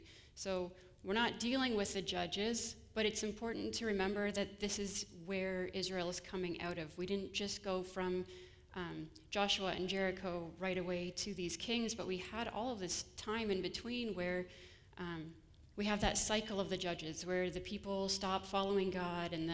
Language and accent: English; Ontario, Canada; moved away as an adult; also born or lived in Grand Rapids, Michigan; now in Kalamazoo, United States; I come originally from Ontario